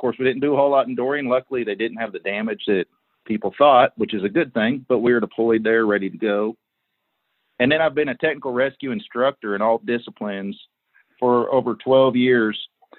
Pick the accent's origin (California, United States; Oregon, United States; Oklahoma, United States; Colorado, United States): Oklahoma, United States; I'm from Oklahoma. I live in a small town, Davis, Oklahoma, about an hour south of Oklahoma City.